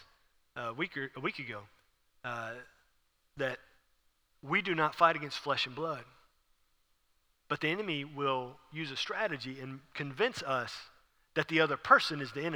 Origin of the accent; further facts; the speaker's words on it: Houston, Texas, United States; I'm from Houston.